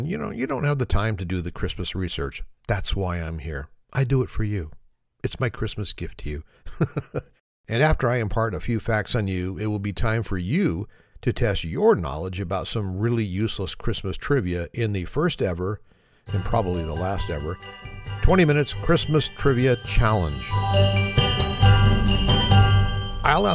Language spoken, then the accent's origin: English; Oakland, California, United States; I grew up right across the bay in Oakland, California. That's where I was born, so Oakland's my hometown there.